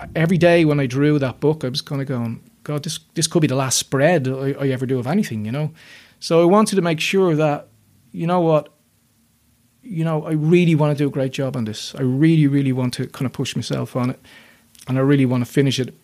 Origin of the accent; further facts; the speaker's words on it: Dublin, Leinster, Ireland; I grew up in North North Dublin, close enough to the city